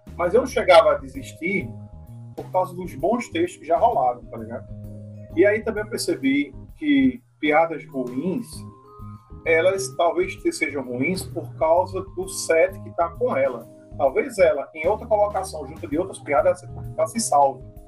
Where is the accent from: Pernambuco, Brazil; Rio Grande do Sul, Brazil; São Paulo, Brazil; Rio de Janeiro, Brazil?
Pernambuco, Brazil; Surubim; now in Recife, Brazil; eu sou de Surubim, então eu estava longe da capital